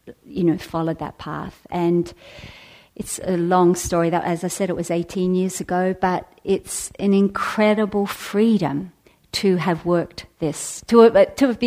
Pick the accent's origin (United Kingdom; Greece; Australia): Australia; moved away as an adult; now in San Francisco, United States; I was living in Australia. I'm Australian.